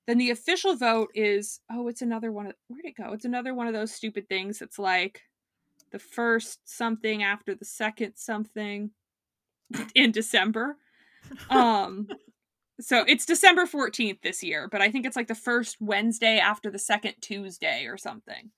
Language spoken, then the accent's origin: English; Florida, United States; I'm from Florida